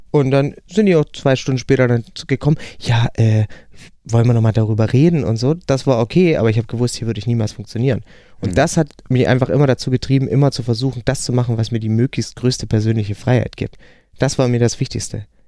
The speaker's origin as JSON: {"language": "German", "area": "a village beyond Bautzen, between Poland and the Czech Republic", "region": "Saxony", "country": "Germany", "also_born_or_lived": "Hamburg", "moved": "yes", "said": "da ich aus dem hinterletzten Kaff komme, also wirklich so, wo sich Fuchs und Hase guten Nacht sagen zwischen Polen und Tschechien, äh, hinter Bautzen"}